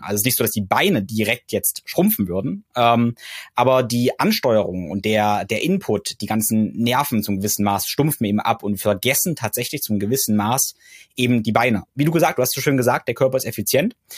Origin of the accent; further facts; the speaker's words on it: Germany; bei uns in Deutschland